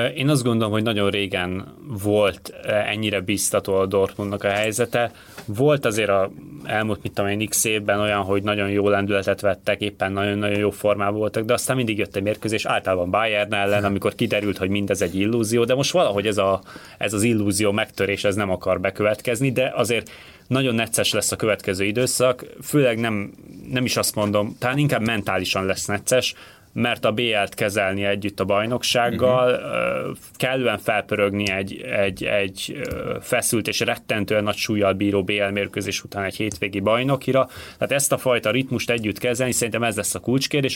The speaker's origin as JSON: {"language": "Hungarian", "country": "Hungary"}